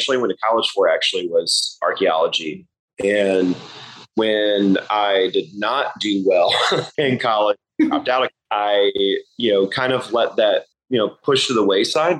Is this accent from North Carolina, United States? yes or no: yes; Charlotte, North Carolina, United States; I'm from Charlotte, North Carolina originally. I'm a fifth-generation Carolinian, seventh-generation North Carolinian, fifth-generation Charlottean